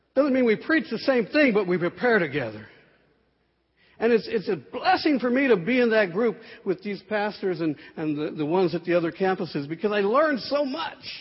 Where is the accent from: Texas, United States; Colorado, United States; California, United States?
Texas, United States; San Antonio; I grew up here in San Antonio